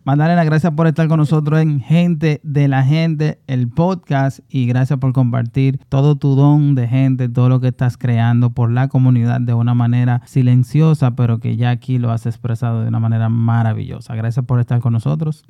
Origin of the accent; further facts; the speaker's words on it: Santo Domingo Oeste, Distrito Nacional, Dominican Republic; yo tengo ya como siete años colaborando directamente con, con, el Carnaval de Herrera, que también es mi comunidad